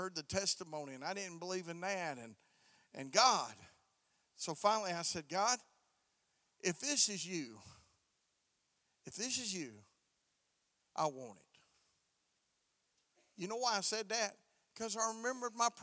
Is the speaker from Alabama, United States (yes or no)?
yes; Alabama, United States; I'm from the South, man. I'm from the South. I was from Alabama